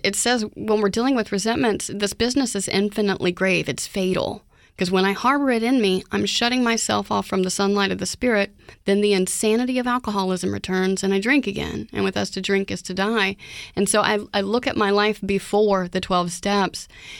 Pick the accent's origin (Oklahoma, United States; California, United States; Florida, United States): Oklahoma, United States; now in Houston, United States; Growing up in Oklahoma